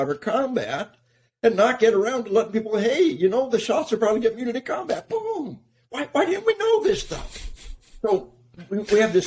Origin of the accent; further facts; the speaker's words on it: Arkansas, United States; We are from Arkansas